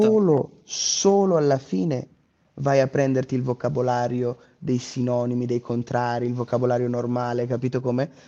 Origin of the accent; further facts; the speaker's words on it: Trento, Trentino-Alto Adige, Italy; essendo trentino di Trento